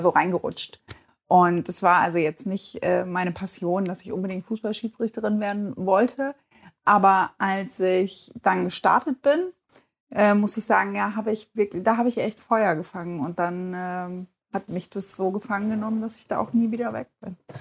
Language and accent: German; Bad Lauterberg, Lower Saxony, Germany; now in Hanover, Germany; ich bin in Bad Lauterberg geboren und aufgewachsen und bin bis zum Abitur da geblieben